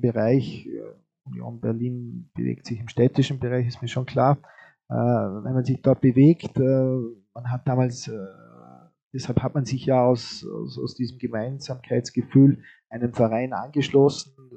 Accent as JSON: {"language": "German", "region": "Vorarlberg", "country": "Austria", "said": "liegt uns äh, als Vorarlberger natürlich auch am Herzen"}